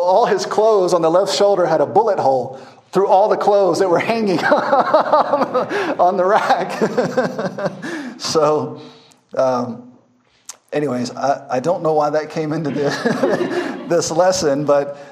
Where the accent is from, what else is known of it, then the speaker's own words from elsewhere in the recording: Memphis, Tennessee, United States; now in Masaka, Uganda; I'm from Memphis, Tennessee. I'm from the streets. It's very violent where I'm from.